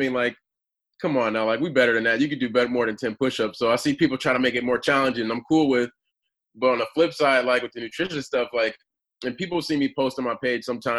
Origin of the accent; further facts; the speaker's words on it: Milwaukee, Wisconsin, United States; moved away as an adult; also born or lived in Stanford, California; So originally I'm from Wisconsin, grew up in Milwaukee